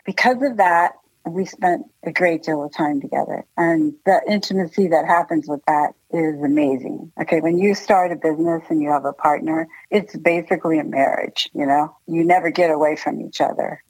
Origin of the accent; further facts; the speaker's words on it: Washington, District of Columbia, United States; moved away; I'm from Washington, D.C., and my dad's from New York. I have an East Coast kind of attitude.